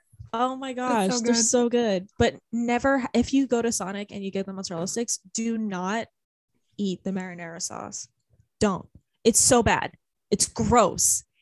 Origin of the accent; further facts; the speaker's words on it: United States; Us being so American talking about fast food.